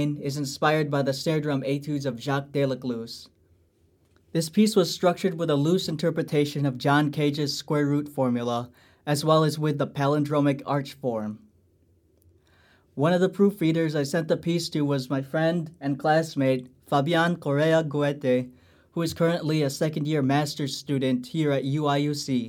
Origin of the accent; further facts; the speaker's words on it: Lombard, Illinois, United States; I'm from Lombard, Illinois, an alumnus of Glenbard East High School